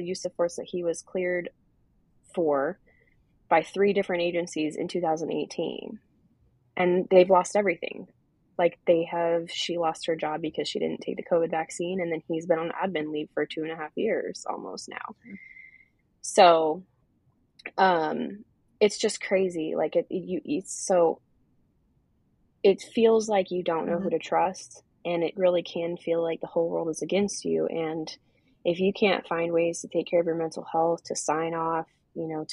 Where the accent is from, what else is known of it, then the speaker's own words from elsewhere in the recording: Portland, Oregon, United States; moved away as an adult; I'm from Portland originally, Portland, Oregon